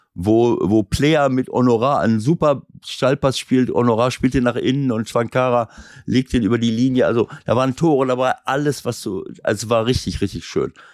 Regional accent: Schloß Holte-Stukenbrock, North Rhine-Westphalia, Germany; Mein, mein Heimatverein VfB Schussholte, wo ich ja hier Mitglied bin und mich mit den Oldies immer treffe

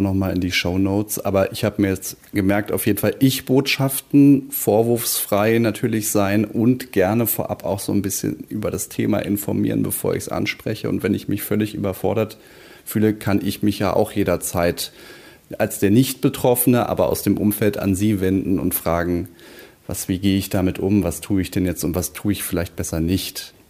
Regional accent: Berlin, Germany; als Berliner

